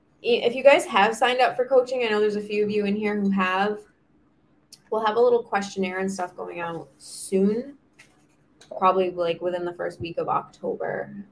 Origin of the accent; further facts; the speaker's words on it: Myrtle Beach, South Carolina, United States; I mean, I grew up in Myrtle Beach